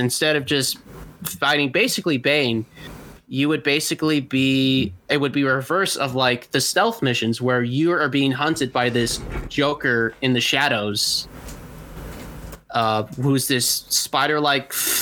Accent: Toronto, Ontario, Canada; moved away; I was born in Toronto

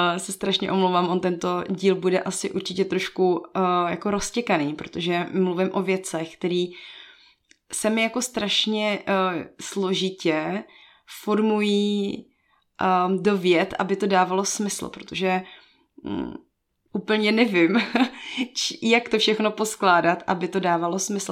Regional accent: Bohemia, Czechia; also born or lived in Togo; já jsem z Čech a pak z Evropy

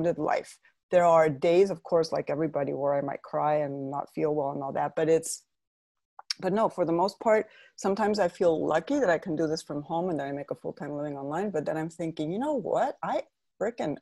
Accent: Spain; moved away as an adult; also born or lived in Madrid, Spain / Pennsylvania, United States / south of Spain; now in United States; I was born in Madrid, but my mother's from Pittsburgh, Pennsylvania, and my dad's from Spain. So I've always had both nationalities. I'm both always bilingual, but I grew up my first 5 years in Pittsburgh, and we're actually in Pennsylvania, not Pittsburgh. But then from five onwards, I mainly lived in Spain until the age of 41.

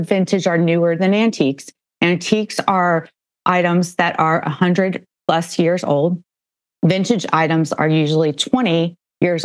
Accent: Northern Virginia, United States; I grew up in Northern Virginia

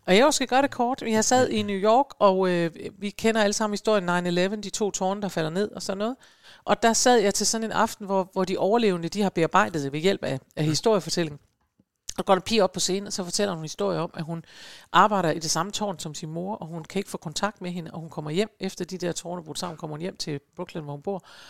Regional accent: Aalborg, North Denmark Region, Denmark; da jeg var barn i Aalborg

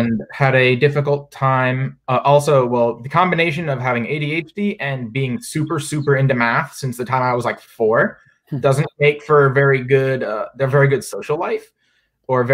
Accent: North Carolina, United States; moved away as an adult; also born or lived in Virginia; now in Charlottesville, United States; I'm originally from North Carolina, went to college at Virginia Tech, now at UVA

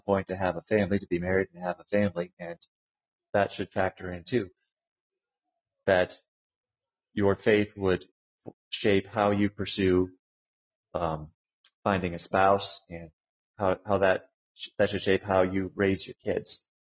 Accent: United States; growing up in the United States

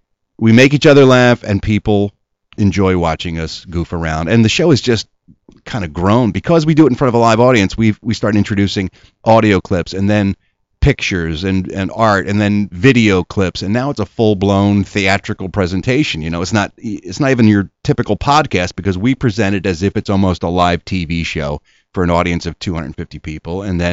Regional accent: Philadelphia, Pennsylvania, United States; No, I'm from Ronhurst.

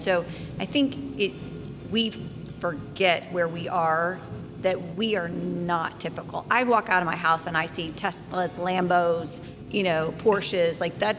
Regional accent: Missouri, United States; now in Lake Norman, United States; where I grew up in Missouri, like 60% of the people are below the poverty level anyway.

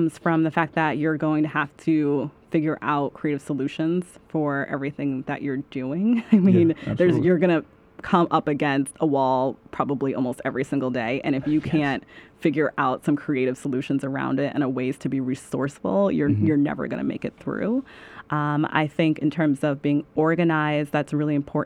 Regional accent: New York City, New York, United States; I'm from Staten Island

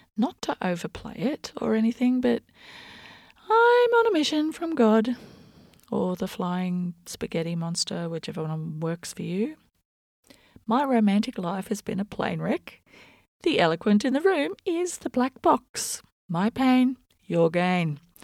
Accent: Australia; I'm Australian

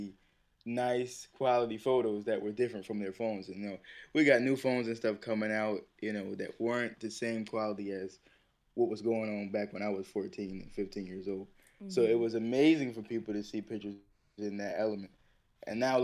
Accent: Plainfield, United States; I was born in Plainfield

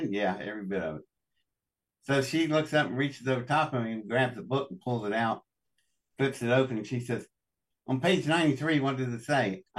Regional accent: Welch, West Virginia, United States; I was born in Welch, West Virginia, in District 10 of the Pocahontas coal fields.

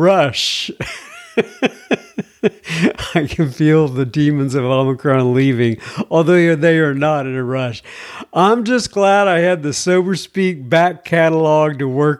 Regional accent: Texas, United States; I'm from Texas

